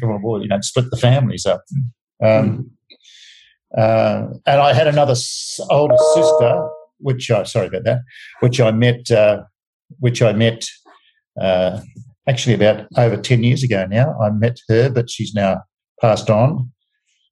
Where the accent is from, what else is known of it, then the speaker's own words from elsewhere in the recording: Darwin, Northern Territory, Australia; now in Melbourne, Australia; growing up in Darwin